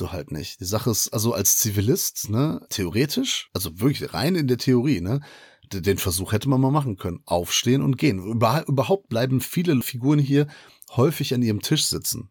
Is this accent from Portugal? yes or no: yes; Portugal; ich bin Portugiese